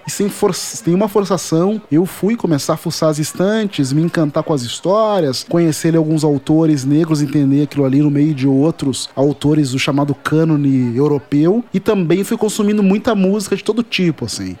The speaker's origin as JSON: {"language": "Portuguese", "town": "Porto Alegre", "region": "Rio Grande do Sul", "country": "Brazil", "tie": "born or raised there", "said": "eu sou de Porto Alegre, capital do Rio Grande do Sul, e isso já diz muita coisa da minha formação, principalmente porque o lugar em que eu nasci"}